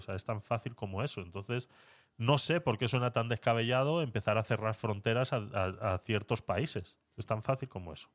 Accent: Spain; moved away; also born or lived in Panama; yo siendo español

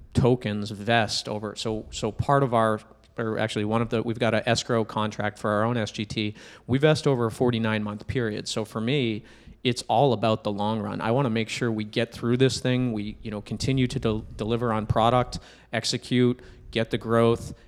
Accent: New Hampshire, United States; now in Boston, United States; I'm a guy from New Hampshire. I live in Boston.

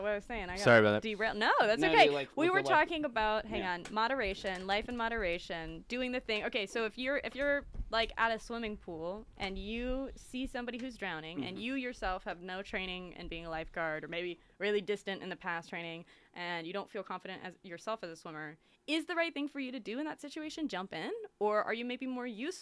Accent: Austin, Texas, United States; I'm from Austin.

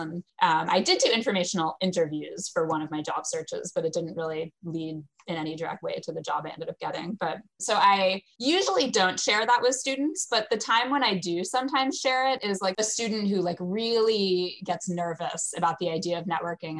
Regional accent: United States; being an American

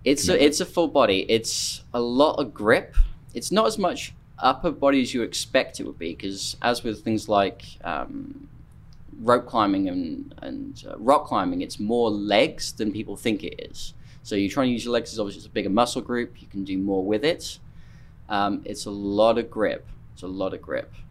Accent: Norfolk, East of England, United Kingdom; moved away as an adult; now in United States; I'm from uh, Norfolk on the east coast of England

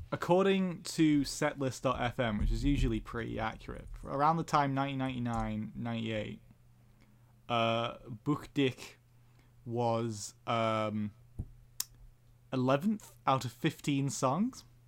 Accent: Belgium; I grew up in Belgium

